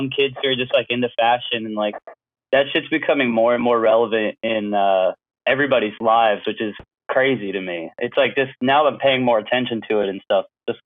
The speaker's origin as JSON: {"language": "English", "town": "Houston", "region": "Texas", "country": "United States", "tie": "born or raised there", "also_born_or_lived": "Austin / California / San Francisco Bay Area", "moved": "yes", "lives_now": "New York, United States", "said": "I grew up in Houston, and then I lived in Austin for a little while, and then California, and then New York"}